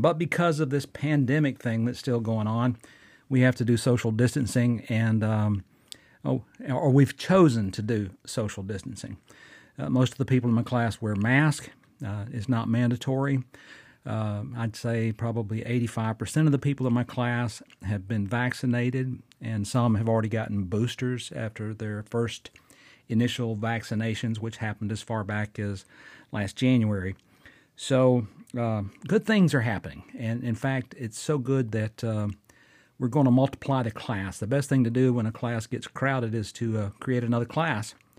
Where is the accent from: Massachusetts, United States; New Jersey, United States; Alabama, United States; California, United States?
Alabama, United States; Fort Payne; recording right here in my hometown of Fort Payne, Alabama